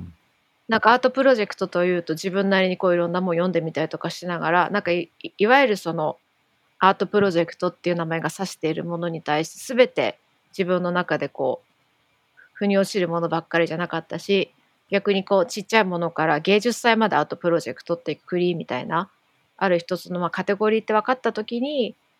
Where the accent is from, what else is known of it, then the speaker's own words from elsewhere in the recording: Tokyo, Japan; どっちもやっぱ東京出身だから